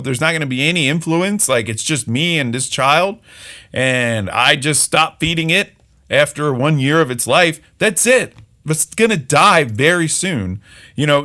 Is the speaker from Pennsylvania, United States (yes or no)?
yes; just outside of Philadelphia, Pennsylvania, United States; I grew up just outside of Philly